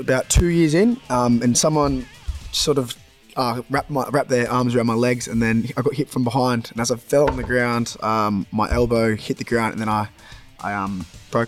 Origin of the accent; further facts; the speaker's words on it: Sydney, New South Wales, Australia; moved away as an adult; now in Workington, United Kingdom; back home, I'm from Sydney, Australia originally